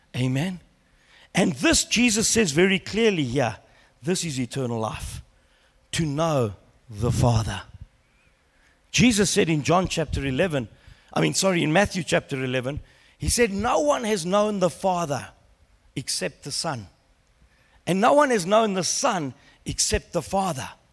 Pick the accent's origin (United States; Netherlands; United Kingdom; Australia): Australia; growing up in Australia as a young boy